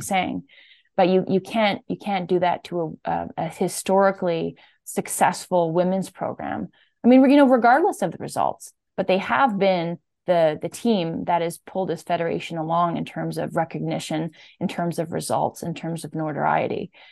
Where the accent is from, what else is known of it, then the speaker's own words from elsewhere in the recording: Saint-Bruno-de-Montarville, Quebec, Canada; I'm from Saint Bruno, Quebec, which is just outside of Montreal.